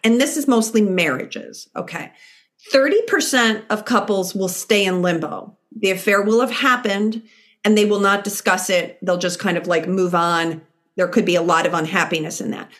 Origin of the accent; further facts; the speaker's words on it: Chicago, Illinois, United States; moved away; I'm from Chicago originally